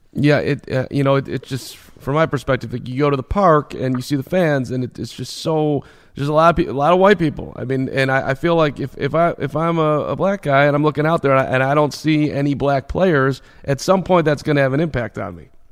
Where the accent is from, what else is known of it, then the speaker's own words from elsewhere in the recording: Chicago, Illinois, United States; I was 11 years old in in 1984, growing up in Chicago